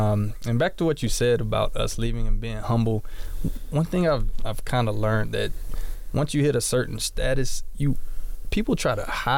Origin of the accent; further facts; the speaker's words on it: Florida, United States; also born or lived in California; now in Denver, United States; we're from Florida